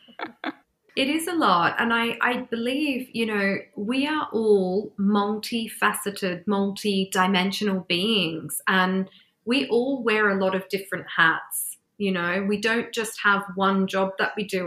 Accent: Australia; moved away as an adult; also born or lived in England; now in London, United Kingdom; the first place I went back to was my home country to Australia

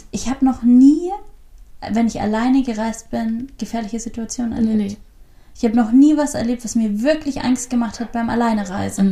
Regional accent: Southern Germany, Germany; moved away; ich komme ja aus Süddeutschland.

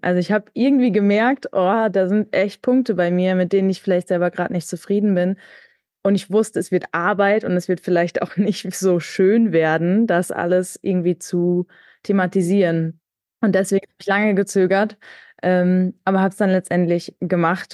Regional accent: Münster, North Rhine-Westphalia, Germany; ich komme auch aus Münster gebürtig

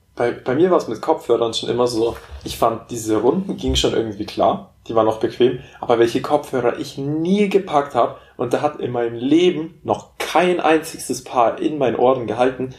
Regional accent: Memmingen, Bavaria, Germany; dass wir bei uns in Memmingen auch einen Flughafen haben

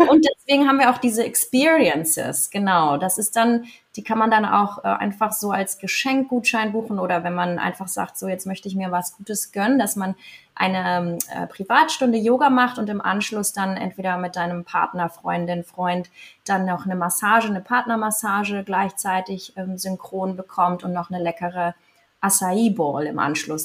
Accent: Andratx, Balearic Islands, Spain; ich bin hier aufgewachsen. Ich komme aus Andratsch. Ich bin halb Mallorquinerin und halb Deutsche

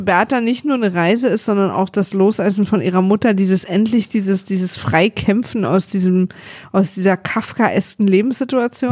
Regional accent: East Germany, Germany; Ich bin Ossi, wir hatten ein Filmstudio

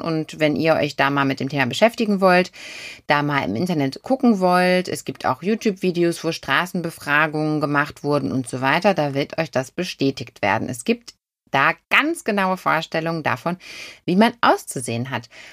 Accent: Germany; Und wir sind trotzdem alle Deutsche

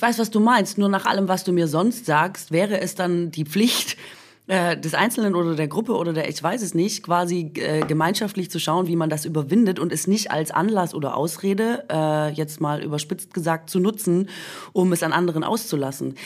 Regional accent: Swabia, Germany; moved away

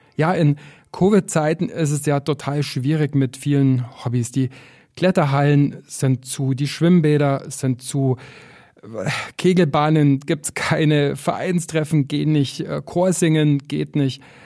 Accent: Füssen, Bavaria, Germany; also born or lived in Berlin / Paris / Buenos Aires / Chicago; now in Garmisch-Partenkirchen, Germany; ich bin in Füssen aufgewachsen, immer mit Blick auf die Berge

